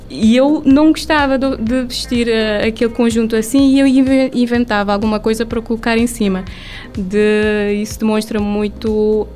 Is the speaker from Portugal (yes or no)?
no; Mindelo, São Vicente, Cape Verde; moved away as an adult; also born or lived in Sal / Santo Antão; sou de São Vicente, nascida e criada